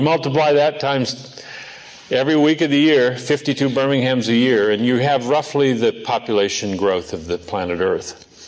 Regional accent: Seattle, Washington, United States; moved away; also born or lived in Norway; Seattle, my old home area.

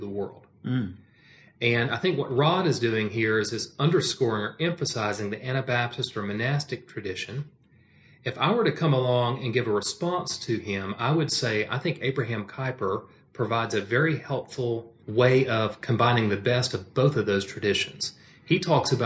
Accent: United States; American is not the primary aspect of my identity. Christian is. But American is an inescapable aspect

